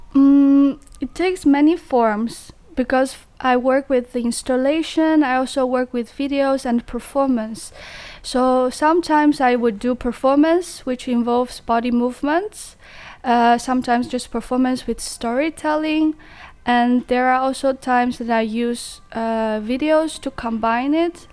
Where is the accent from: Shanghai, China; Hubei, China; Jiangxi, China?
Jiangxi, China; English is a second language; moved away as an adult; now in Netherlands; my hometown because I'm from Jiangxi in China